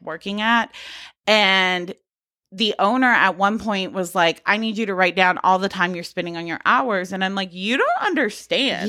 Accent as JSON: {"language": "English", "region": "Georgia", "country": "United States", "tie": "born or raised there", "said": "I grew up in Georgia"}